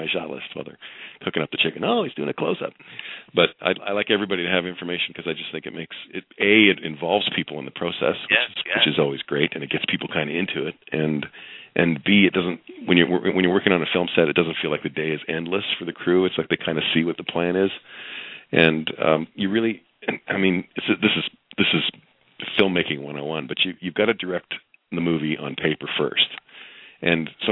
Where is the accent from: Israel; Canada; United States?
Canada; I'm Canadian